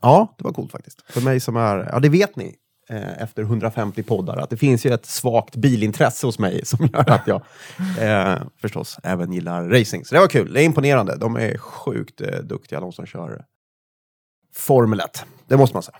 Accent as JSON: {"language": "Swedish", "region": "Värmland", "country": "Sweden", "accent": "Värmland dialect", "said": "jag har kvar min värmländska"}